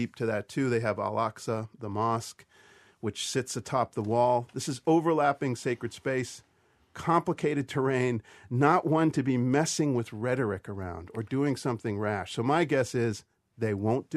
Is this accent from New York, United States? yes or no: no; Boston, Massachusetts, United States; I'm Boston Irish